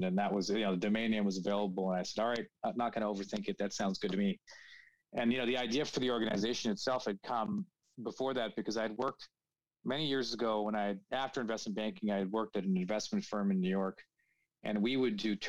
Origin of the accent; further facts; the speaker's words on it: Toronto, Ontario, Canada; moved away as an adult; also born or lived in United States / England / Paris, France; born and raised in Toronto